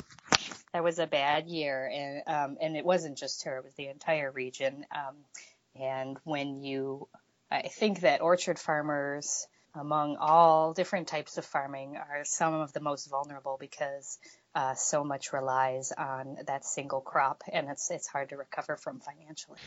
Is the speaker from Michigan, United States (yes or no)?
yes; Michigan, United States; I'm uh, born and raised in Michigan